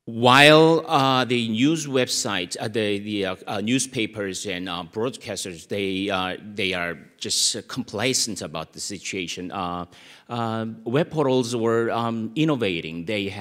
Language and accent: English; South Korea; English is a second language; I'm from South Korea.